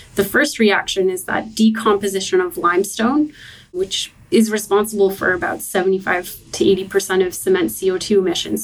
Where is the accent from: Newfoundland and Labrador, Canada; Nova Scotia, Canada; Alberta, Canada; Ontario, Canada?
Nova Scotia, Canada; Halifax; moved away; I'm from Halifax, Nova Scotia